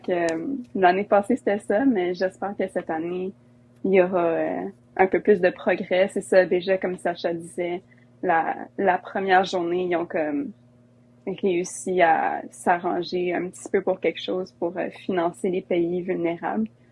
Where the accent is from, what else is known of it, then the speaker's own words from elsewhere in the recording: Alberta, Canada; je viens de l'Alberta